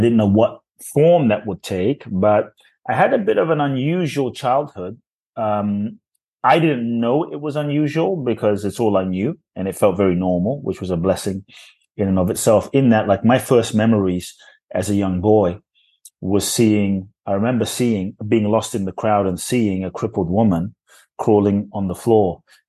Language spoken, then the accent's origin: English; London, United Kingdom; also born or lived in Ghana; I was born in Ghana, West Africa. Excuse me. My father's from Ghana. My mother's Japanese. I grew up in London.